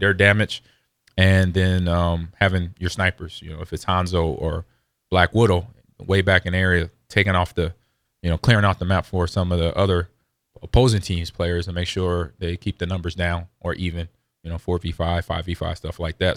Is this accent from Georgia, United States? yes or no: no; Los Angeles, California, United States; also born or lived in Omaha; now in Lincoln, United States; growing up in Los Angeles, coming back here, being in Omaha and then eventually Lincoln